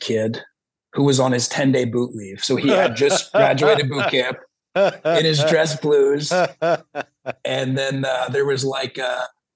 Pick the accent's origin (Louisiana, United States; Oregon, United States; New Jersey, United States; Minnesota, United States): New Jersey, United States; I'm from South Jersey